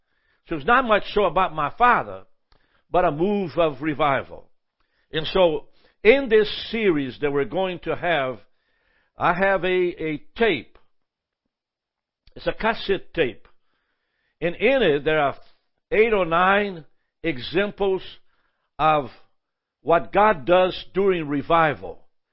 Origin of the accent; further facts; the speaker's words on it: Brazil; now in United States; I'm actually originally from Brazil. We've been here for 55 years, 56. I mean, it's going to be 60 pretty soon. And so most of my life has been in America. But as I grew up as a child in Brazil, I was a part of a revival